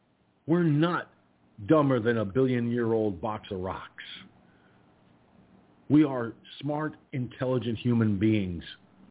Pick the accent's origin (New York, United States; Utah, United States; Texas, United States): New York, United States; Poughkeepsie; No, I'm from New York. And even my own regular voice, which I'm using right now, does not sound like a New York accent.